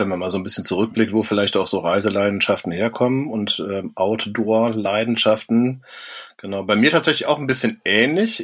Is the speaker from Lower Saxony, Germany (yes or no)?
no; Cologne, North Rhine-Westphalia, Germany; ich bin ja auch in Köln groß geworden, bin dann auch immer noch in der Nähe von Köln